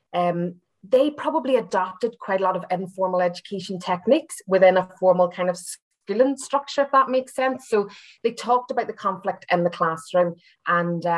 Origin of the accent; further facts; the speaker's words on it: Belfast, Northern Ireland, United Kingdom; moved away as an adult; also born or lived in Derry, Northern Ireland / Hull, England; now in Glasgow, United Kingdom; as you can tell from my accent, I'm not from Scotland originally. I'm from Belfast